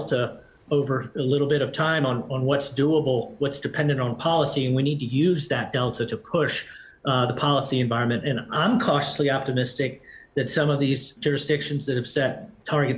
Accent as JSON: {"language": "English", "country": "United States", "said": "as an American"}